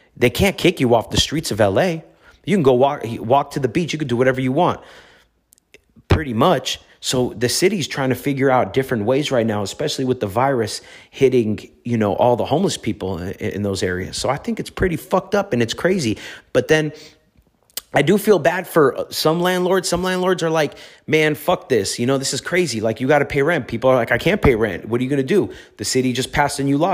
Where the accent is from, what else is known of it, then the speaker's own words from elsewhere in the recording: Los Angeles, California, United States; I grew up in the streets of Los Angeles